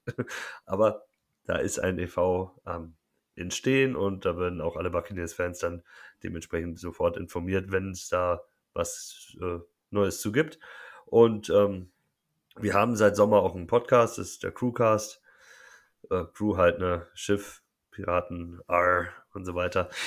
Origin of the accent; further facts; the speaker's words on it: Munich, Bavaria, Germany; Ich komme aus München